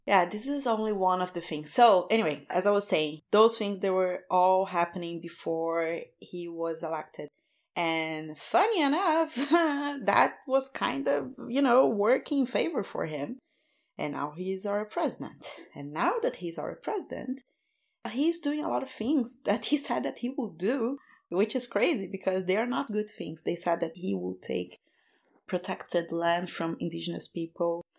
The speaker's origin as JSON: {"language": "English", "region": "Rio de Janeiro", "country": "Brazil", "moved": "as an adult", "said": "I'm from Rio"}